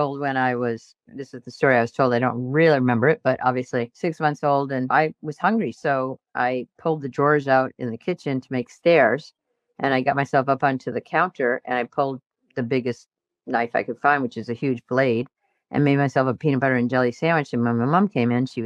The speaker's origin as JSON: {"language": "English", "region": "New England", "country": "United States", "tie": "born or raised there", "said": "I grew up in New England"}